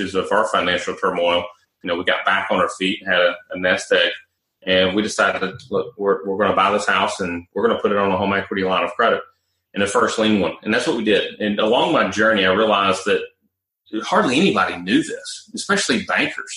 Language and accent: English; Nashville, Tennessee, United States; also born or lived in Charlotte, North Carolina; I'd already moved back to Nashville, which is my hometown, from Charlotte, North Carolina.